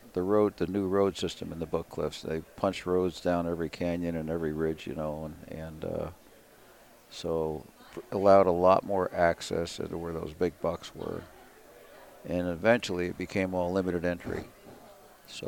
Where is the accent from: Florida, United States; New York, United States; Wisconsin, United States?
New York, United States; Newburgh; moved away; I grew up in Newburgh, New York, which is 60 miles north of New York City. Was basically raised a city kid.